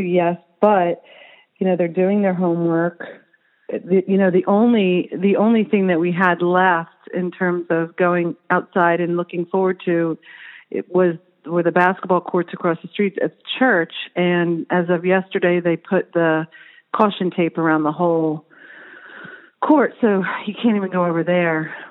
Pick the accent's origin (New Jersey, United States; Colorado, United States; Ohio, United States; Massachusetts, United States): New Jersey, United States; moved away; growing up in New Jersey